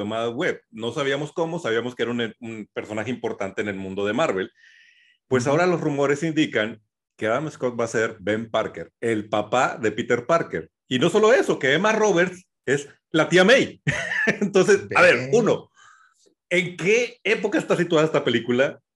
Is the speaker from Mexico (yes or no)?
yes; Mexico